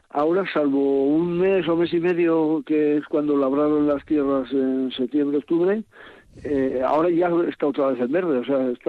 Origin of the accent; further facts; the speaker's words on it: Oreitia, Basque Country, Spain; yo soy de Oretia, yo soy de nacido en Oretia.